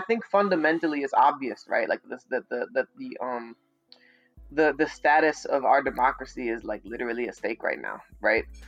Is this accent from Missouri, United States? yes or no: yes; St. Louis, Missouri, United States; I'm from St. Louis